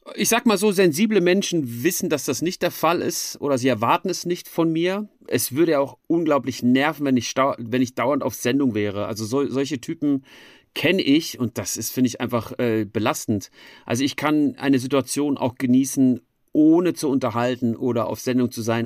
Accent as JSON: {"language": "German", "town": "Frankfurt am Main", "region": "Hesse", "country": "Germany", "tie": "born or raised there", "moved": "as an adult", "lives_now": "Switzerland", "said": "in Frankfurt am Main gemacht, wo ich aufgewachsen bin"}